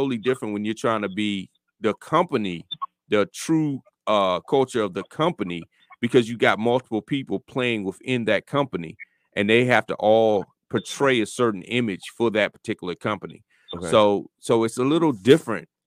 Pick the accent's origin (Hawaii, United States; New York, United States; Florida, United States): Florida, United States; I'm from Florida